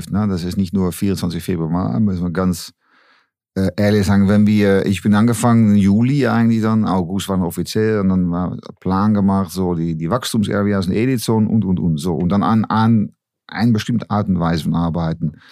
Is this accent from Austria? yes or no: no; Netherlands; German is a second language; ich, äh, wie man hören kann, bin kein Deutscher, komme aus Holland, ne?